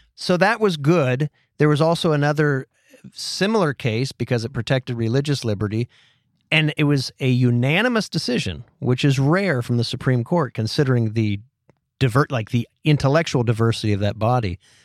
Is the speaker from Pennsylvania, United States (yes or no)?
yes; Titusville, Pennsylvania, United States; where I grew up in Titusville, Pennsylvania